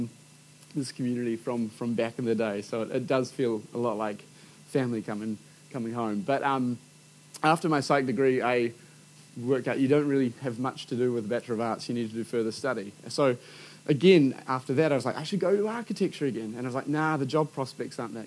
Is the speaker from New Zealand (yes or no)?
yes; Hibiscus Coast, Auckland, New Zealand; I grew up on the Hibiscus Coast